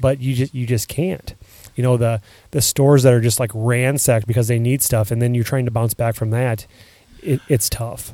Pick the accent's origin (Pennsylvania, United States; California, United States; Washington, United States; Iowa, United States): Iowa, United States; I'm proud when I go on vacation somewhere and hey, where are you from? And it's Iowa